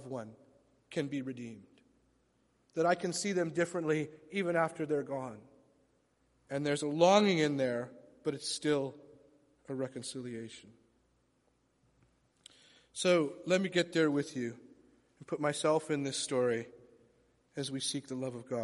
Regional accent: Vancouver, British Columbia, Canada; also born or lived in London, Ontario / Scarborough / Toronto; my mom brought my sister and I, who would have been six at the time, to live here in Vancouver. And so I spent most of my childhood, all of my childhood, back and forth.

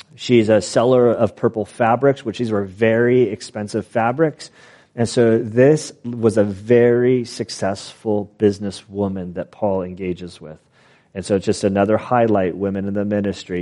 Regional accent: United States; we as American citizens

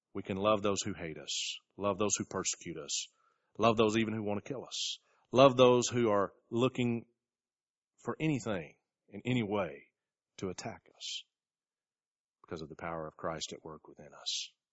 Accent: United States

